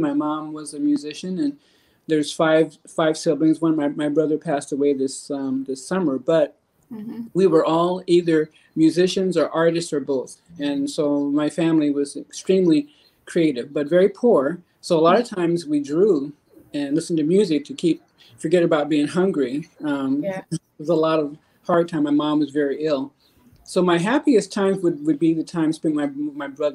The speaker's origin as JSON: {"language": "English", "town": "Omaha", "region": "Nebraska", "country": "United States", "tie": "born or raised there", "moved": "as an adult", "lives_now": "California, United States", "said": "I'm from Omaha, Nebraska, and interesting place to grow up."}